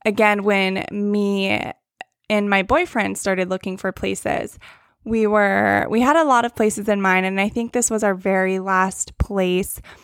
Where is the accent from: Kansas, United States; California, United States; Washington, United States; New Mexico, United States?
California, United States; Northern; moved away as an adult; now in Huntington Beach, United States; I am from Northern California, and then I moved out to the Orange County area about a year and a half ago now